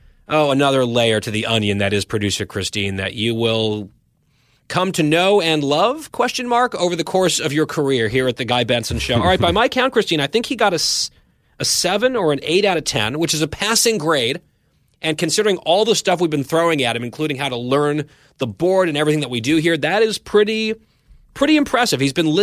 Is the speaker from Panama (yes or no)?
no; Saudi Arabia; born there; And he opened with that I was born in Saudi.